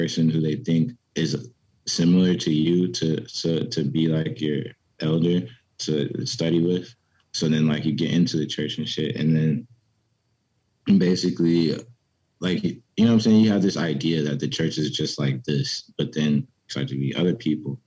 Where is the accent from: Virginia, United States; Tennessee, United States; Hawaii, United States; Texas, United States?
Virginia, United States; Petersburg; also born or lived in Richmond, Virginia; I grew up in Petersburg, Virginia.